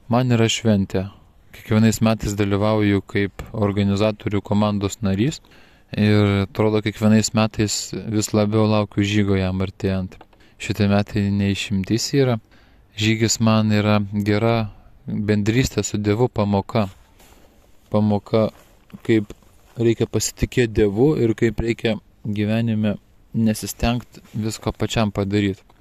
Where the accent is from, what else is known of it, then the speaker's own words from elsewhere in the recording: Lithuania; mes lietuviai vyrai esam linkę viską patys pasidaryti.